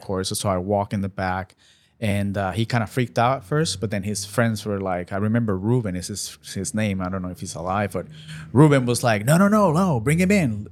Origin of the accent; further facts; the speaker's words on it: Puerto Rico; moved away as an adult; now in United States; born and raised in Puerto Rico, moved to the States back in twenty twelve.